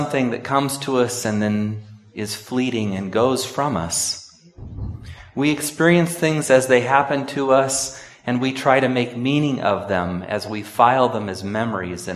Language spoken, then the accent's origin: English; Sonora, California, United States; moved away; One of my best friends growing up in Sonora